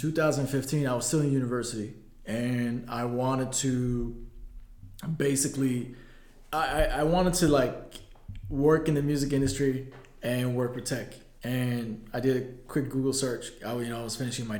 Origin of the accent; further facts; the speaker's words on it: Vancouver, British Columbia, Canada; born or raised there; moved away as an adult; also born or lived in Addis Ababa, Ethiopia